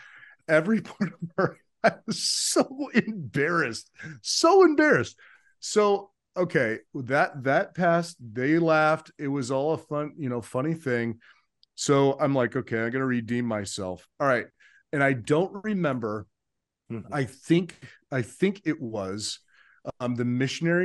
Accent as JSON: {"language": "English", "town": "Phoenix", "region": "Arizona", "country": "United States", "also_born_or_lived": "Minnesota", "moved": "as an adult", "said": "coming to Pillsbury, I was right from Phoenix, Arizona"}